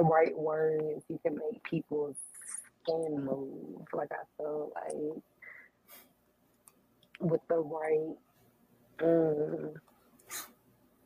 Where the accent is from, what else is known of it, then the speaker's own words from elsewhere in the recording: Chattanooga, Tennessee, United States; now in Memphis, United States; I'm from Chattanooga, Tennessee, but I live here in Memphis.